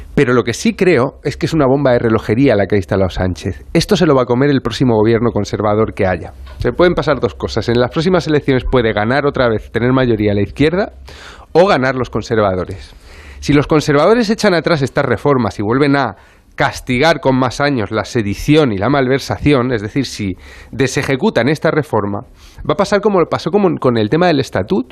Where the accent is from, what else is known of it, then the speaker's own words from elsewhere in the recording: Murcia, Region of Murcia, Spain; now in Barcelona, Spain; yo soy de Murcia